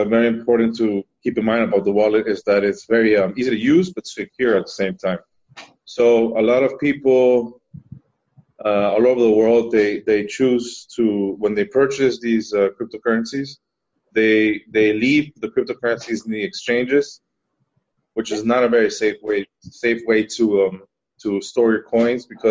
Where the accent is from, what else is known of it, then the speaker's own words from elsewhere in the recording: Miami, Florida, United States; moved away as an adult; also born or lived in Spain; now in Amsterdam, Netherlands; I'm Spanish, but I grew up in Miami